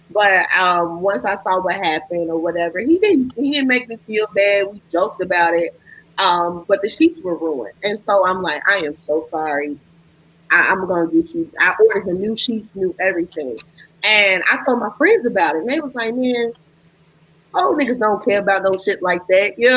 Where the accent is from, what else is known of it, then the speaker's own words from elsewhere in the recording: Chicago, Illinois, United States; from Chicago, I'm from Chicago born and raised